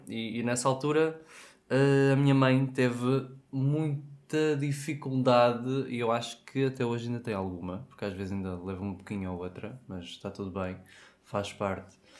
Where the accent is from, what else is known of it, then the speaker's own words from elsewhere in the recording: Madeira, Portugal; sou madeirense